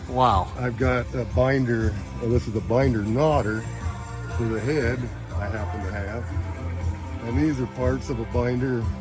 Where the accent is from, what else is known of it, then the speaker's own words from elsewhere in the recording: Keota, Iowa, United States; I'm from Keota